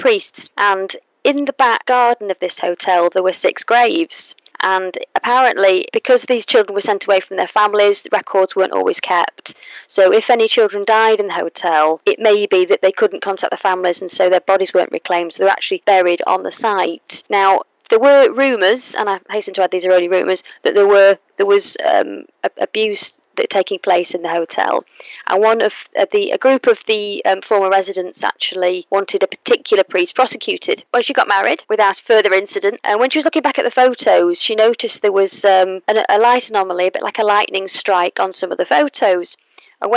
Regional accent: Manchester, North West England, United Kingdom; I'm from Manchester

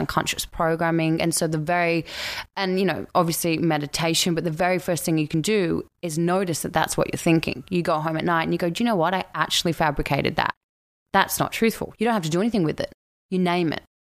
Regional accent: Australia; accent: Australian; moved away as an adult; now in Vancouver, Canada; I'm Australian

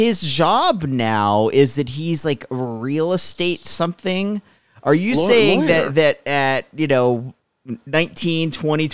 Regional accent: Allentown, Pennsylvania, United States; now in California, United States; I grew up in Allentown

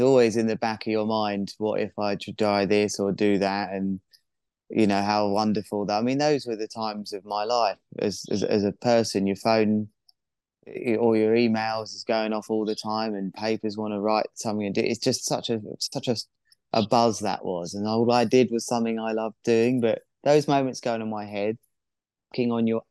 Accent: Worthing, South East England, United Kingdom; my hometown has the first offshore wind farm on the south coast of England.

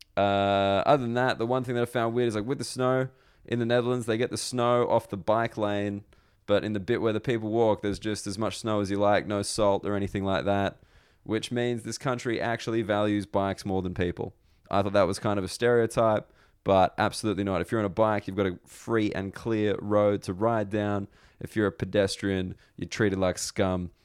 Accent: Australia; now in United Kingdom; as an Australian

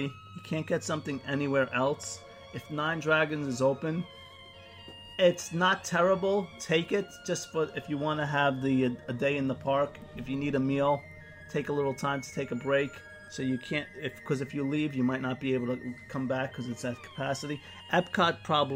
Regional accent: New York, United States; as a New Yorker

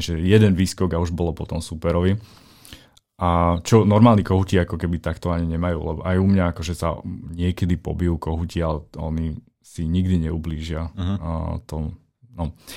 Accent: Slovakia; keď som prišiel na Slovensko k sebe domov

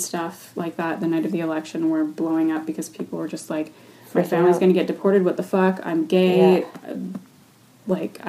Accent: United States; now in Canada; growing up in the States

